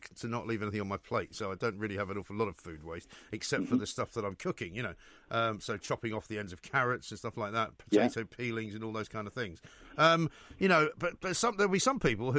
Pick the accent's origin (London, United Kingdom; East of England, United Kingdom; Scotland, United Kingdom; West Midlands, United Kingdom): London, United Kingdom; growing up in North London, we had a garden